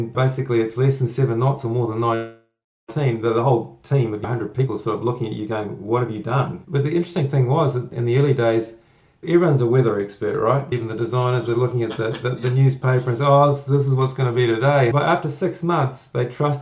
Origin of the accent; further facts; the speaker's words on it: New Zealand; doing this job here in New Zealand, I'm a Kiwi